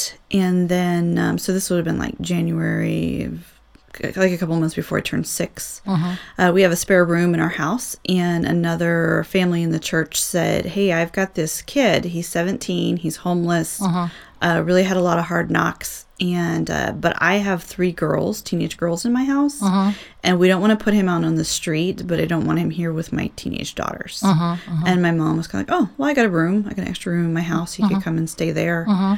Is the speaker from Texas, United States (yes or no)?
no; Southern California, United States; also born or lived in Virginia / Ohio / Youngstown, Ohio; now in Indiana, United States; I'm actually not originally from Ohio. Okay. I was born in Southern California. Oh, I spent the majority of my childhood, adolescence in California.